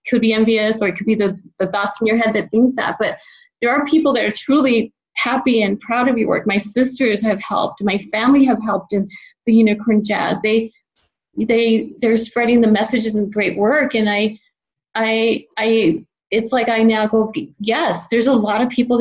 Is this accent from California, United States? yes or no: no; El Paso, Texas, United States; moved away; El Paso, my hometown, which is a border town right across is Juarez, Mexico